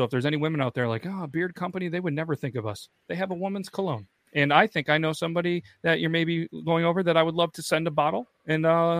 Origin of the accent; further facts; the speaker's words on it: Canada; You know, we're Canadian, so it's, you know, bourbon maple bio.